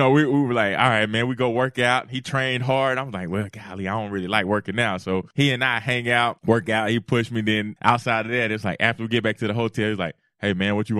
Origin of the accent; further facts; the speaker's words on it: Cartersville, Georgia, United States; moved away as an adult; also born or lived in Auburn, Alabama / Miami, Florida; I'm a kid from Cartersville, Georgia